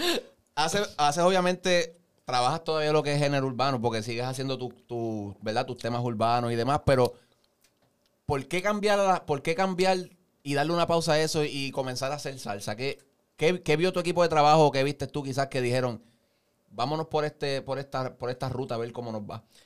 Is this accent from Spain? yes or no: no; Puerto Rico; nacimos en Puerto Rico, nos criamos aquí